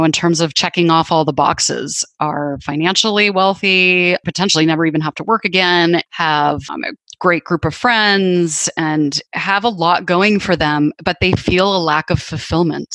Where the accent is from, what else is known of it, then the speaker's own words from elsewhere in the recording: Canada; moved away; I grew up in Canada, and I have a sister who still lives up there